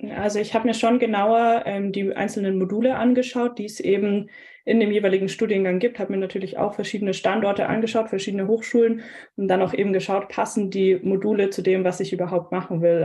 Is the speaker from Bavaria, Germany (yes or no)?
yes; Nuremberg, Bavaria, Germany; Ich komme ursprünglich aus der Gegend Nürnberg, bin quasi heimatnah geblieben mit dem Master in Nürnberg